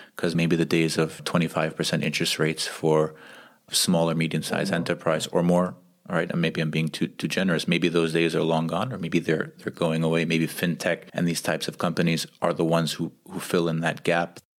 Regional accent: United States; now in Geneva, Switzerland; We're two American expats and development professionals living in Geneva, Switzerland

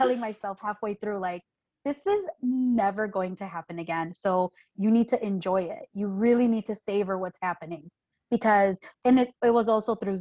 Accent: Chicago, Illinois, United States; I'm from Chicago.

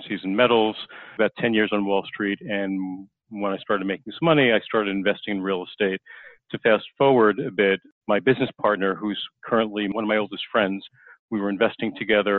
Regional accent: Long Island, New York, United States; I grew up on Long Island

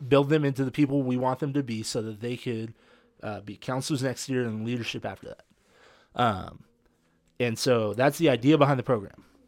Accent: California, United States; I'm from California

